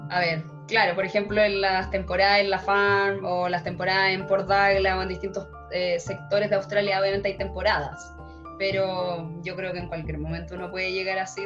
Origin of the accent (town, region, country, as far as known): Santiago, Santiago Metropolitan Region, Chile; moved away as an adult